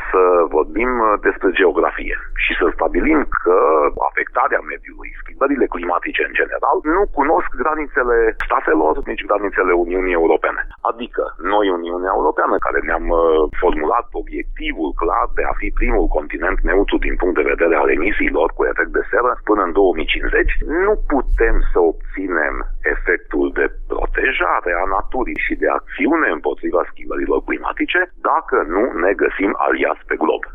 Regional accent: Hunedoara, Hunedoara County, Romania; Eu m-am născut și trăiesc în Hunedoara

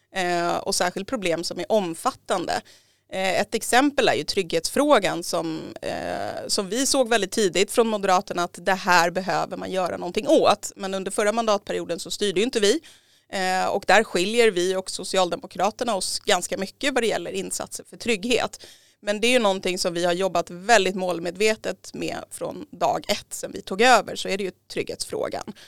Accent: Järfälla, Stockholm County, Sweden; jag har bott i Järfälla i hela mitt liv. Jag är uppväxt i Kallhäll

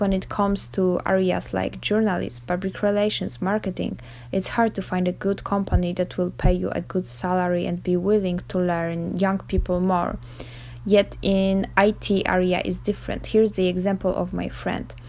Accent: Poland; I'm from Poland

